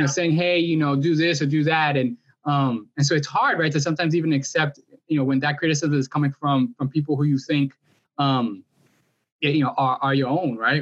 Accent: New York City, New York, United States; moved away as an adult; now in Miami, United States; I'm also, you know, a transplant to Miami. I'm a born and raised in Washington Heights

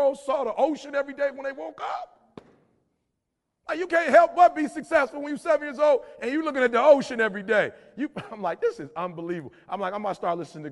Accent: Detroit, Michigan, United States; I'm from Detroit, blue collar

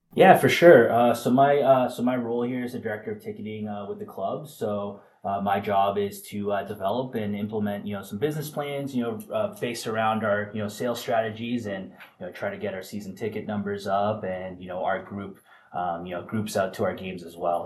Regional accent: Vancouver, British Columbia, Canada; also born or lived in Florida / Phoenix; now in Rhode Island, United States; a Canadian kid originally from Vancouver, Canada

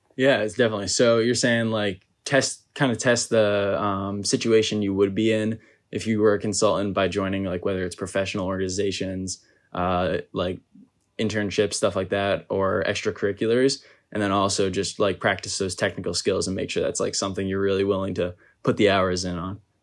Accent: Massachusetts, United States; moved away as an adult; I'm originally from Massachusetts

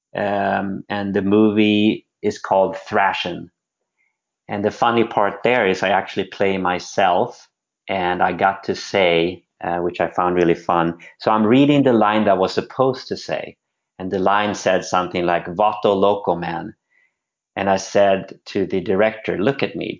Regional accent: Sweden; moved away as an adult; now in United States; I'm born and raised in Sweden and came over when I was 18

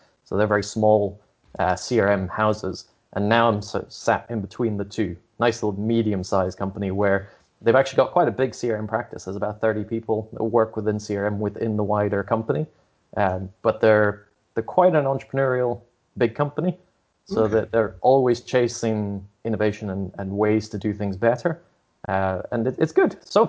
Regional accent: Scotland, United Kingdom; I don't even know where my accent comes from. Having grown up mostly in Scotland, I've never picked up any of that.

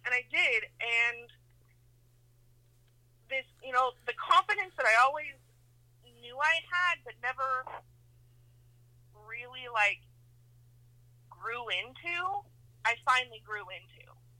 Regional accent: Idaho, United States; now in California, United States; I mean, I moved to California from Idaho.

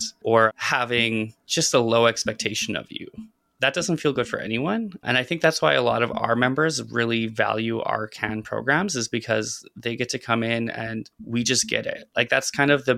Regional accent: Saskatchewan, Canada; moved away as an adult; now in Vancouver, Canada; Growing up in Saskatchewan

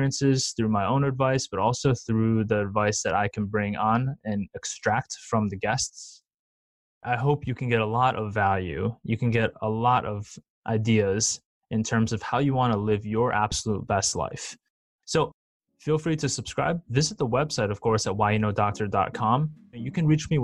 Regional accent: Madison, Wisconsin, United States; I grew up as a Chinese American raised by a single mom in Madison, Wisconsin

